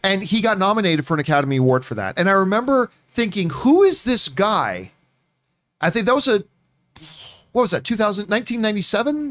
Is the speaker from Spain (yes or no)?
no; Canada; I am Canadian